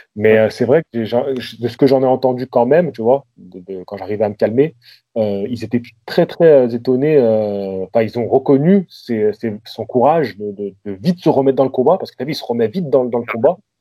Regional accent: Lyon, Auvergne-Rhône-Alpes, France; moved away as an adult; also born or lived in Vaulx-en-Velin; now in Marseille, France; je suis, de Lyon à la base

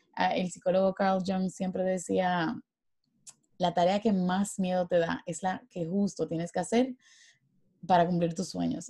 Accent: Dominican Republic; yo soy dominicana

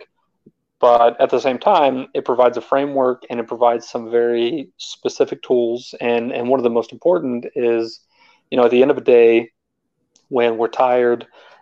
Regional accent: Texas, United States; moved away as an adult; also born or lived in Germany / Northern Virginia; now in Georgia, United States; I grew up in Texas, and from there I went to the Army

